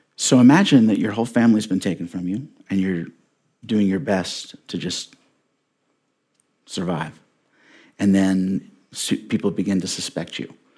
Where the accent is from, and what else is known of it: Indianapolis, Indiana, United States; born or raised there